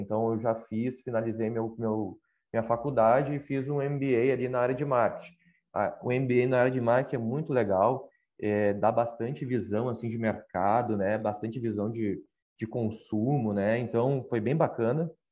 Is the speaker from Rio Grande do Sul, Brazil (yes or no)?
yes; Canoas, Rio Grande do Sul, Brazil; moved away as an adult; also born or lived in Porto Alegre; now in Pelotas, Brazil; sou natural lá de Canoas, né? Faz quatro anos que eu moro em Pelotas